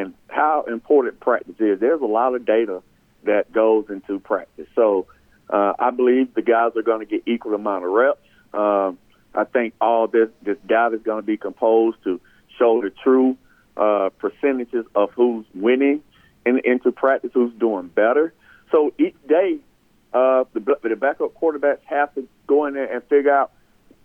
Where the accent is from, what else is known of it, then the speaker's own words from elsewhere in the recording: Sandersville, Georgia, United States; I'm from Sandersville